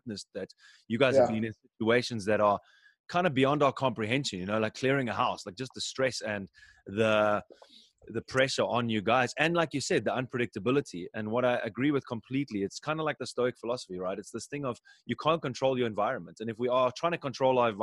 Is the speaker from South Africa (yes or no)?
yes; South Africa; now in Germany; I actually used to go on my grandmother's farm when I grew up in South Africa.